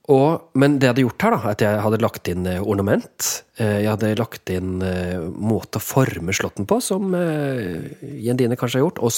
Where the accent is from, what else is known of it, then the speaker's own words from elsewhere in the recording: Vågå, Innlandet, Norway; Jeg vokste opp i Vågå. Og det er klart at I Vågå så er det enormt sterk tradisjon.